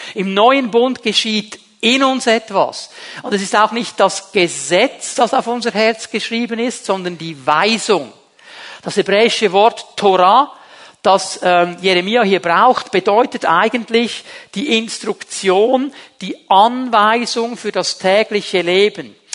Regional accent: Zurich, Switzerland; moved away; bei uns zu Hause in Zürich

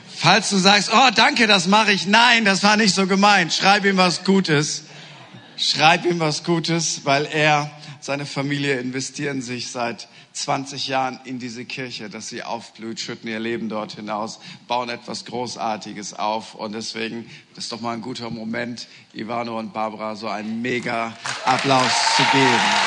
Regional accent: East Frisia, Lower Saxony, Germany; Ich bin Norddeutscher, genauer gesagt Ostfriese

